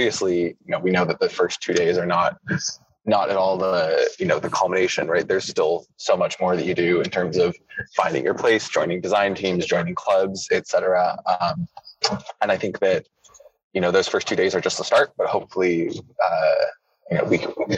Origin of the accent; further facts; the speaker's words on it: United States; first language English; also born or lived in United Kingdom; I grew up partly in the States and partly in the UK.